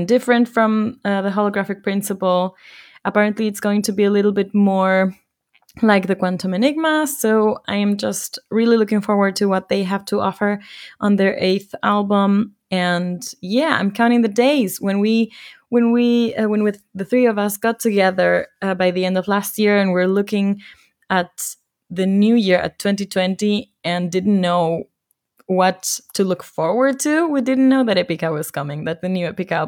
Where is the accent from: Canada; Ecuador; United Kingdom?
Ecuador; moved away; my home country, in my hometown